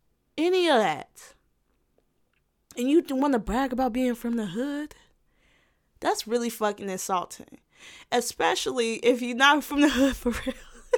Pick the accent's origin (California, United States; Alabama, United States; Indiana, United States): Indiana, United States; Gary; Is my time growing up in Gary, Indiana, still living with the pains of the Indianimalness.